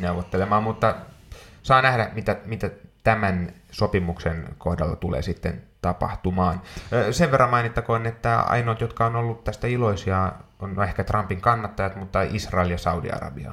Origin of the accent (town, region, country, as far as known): Finland